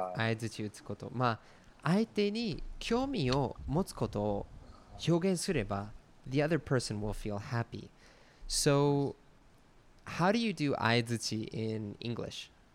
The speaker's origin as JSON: {"language": "English", "country": "United States", "tie": "born or raised there", "moved": "yes", "said": "僕 は そ の ま あ、 ア メ リ カ 出 身"}